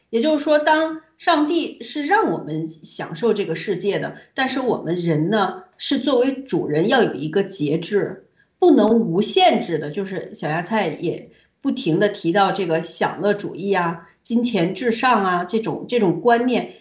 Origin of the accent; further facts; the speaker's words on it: China; moved away; 我们都是从大陆，呃，出来的人，也在大陆生活的时间不短